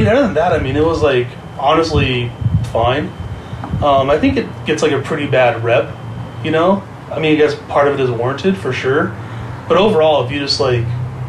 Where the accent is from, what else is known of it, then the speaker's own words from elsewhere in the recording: Huntington Beach, California, United States; For the most part, it was fine, to be honest. There was obviously some like incidents, I guess, like that you run into, but it was also just mainly being at like punk shows in Orange County, to be honest.